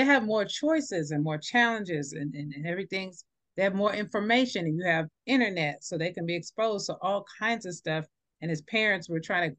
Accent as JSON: {"language": "English", "region": "New York", "country": "United States", "tie": "born or raised there", "moved": "yes", "said": "I grew up in New York in the 80s, and we did have crack come through there"}